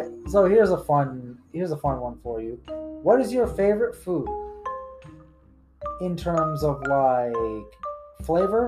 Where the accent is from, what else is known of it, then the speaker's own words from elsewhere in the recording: United States; I am an American